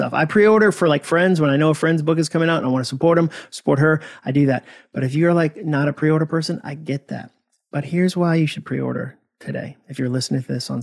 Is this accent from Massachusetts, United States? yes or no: yes; Hudson, Massachusetts, United States; moved away as an adult; also born or lived in Birmingham, Alabama; I had arrived in Alabama from my hometown of Hudson, Massachusetts